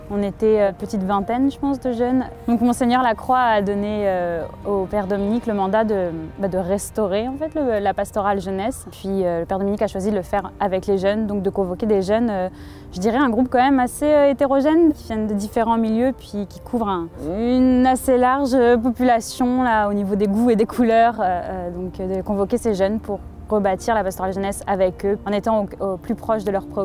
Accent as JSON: {"language": "French", "country": "France", "tie": "born or raised there", "moved": "as an adult", "lives_now": "Quebec City, Canada", "said": "je suis originaire de France."}